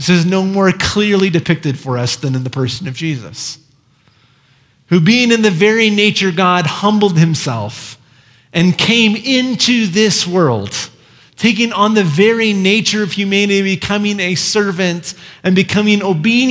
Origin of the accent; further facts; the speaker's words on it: Iowa, United States; moved away; I grew up in Iowa